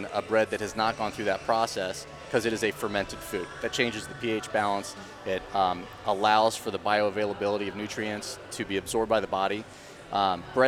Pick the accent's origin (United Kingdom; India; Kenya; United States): United States; Dayton, Ohio; moved away as an adult; now in Charlotte, United States; I'm from Dayton, Ohio